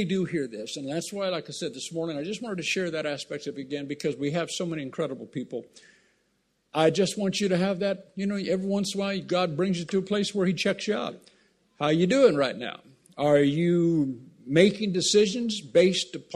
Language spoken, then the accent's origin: English; Southern California, United States; I grew up in Southern California